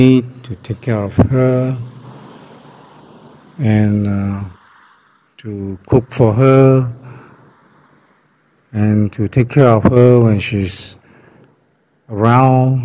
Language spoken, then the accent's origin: English; Malaysia; we are from Malaysia